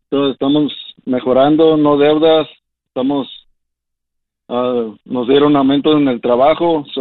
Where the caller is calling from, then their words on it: Idaho, United States; de Idaho.